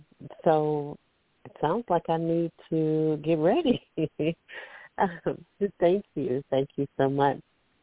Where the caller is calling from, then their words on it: Alabama, United States; I'm calling from Alabama.